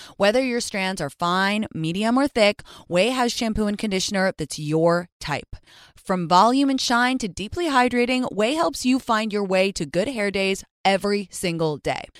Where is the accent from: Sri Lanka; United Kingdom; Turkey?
United Kingdom; England; moved away; I was raised in England